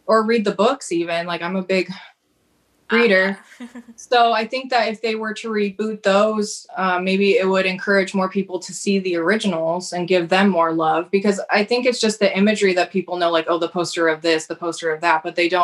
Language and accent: English; Santa Cruz, California, United States; I grew up in Santa Cruz